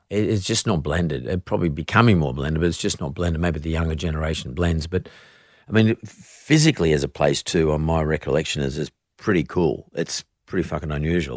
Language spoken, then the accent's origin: English; Sydney, New South Wales, Australia; growing up in S-, Sydney at fifteen